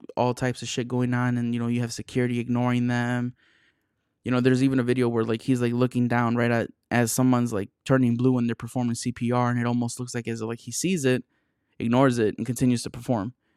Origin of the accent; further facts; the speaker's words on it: Chicago area, Illinois, United States; I'm from the Chicago area, but I'm not from Chicago